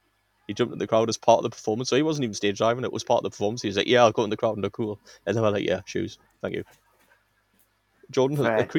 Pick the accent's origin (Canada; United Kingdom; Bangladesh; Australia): United Kingdom; England; I'm English